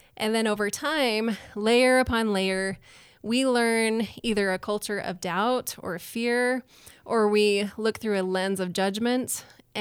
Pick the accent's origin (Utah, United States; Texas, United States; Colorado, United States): Utah, United States; also born or lived in New Orleans, Louisiana / Nashville, Tennessee; now in Idaho Falls, United States; I grew up in Utah. I've lived in New Orleans, Louisiana, Nashville, Tennessee, and now I live in Idaho Falls.